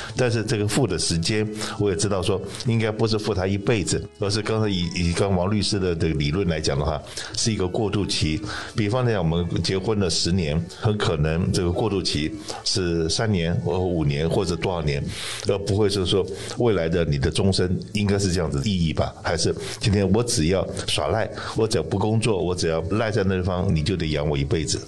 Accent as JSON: {"language": "Chinese", "country": "Taiwan", "moved": "yes", "lives_now": "United States", "said": "台湾的礼拜六是我们台湾的这个期中选举吧"}